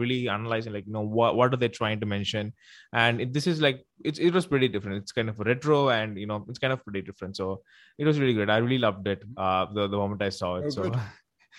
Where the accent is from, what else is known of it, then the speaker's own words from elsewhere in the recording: South India, India; first language Tamil; English is a second language; So it's in my regional language, Tamil. So I'm from India. So I'm from South India.